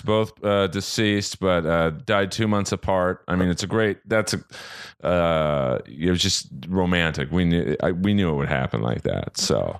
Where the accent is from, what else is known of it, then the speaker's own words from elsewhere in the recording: Los Angeles, California, United States; Born and raised in Bel Air, California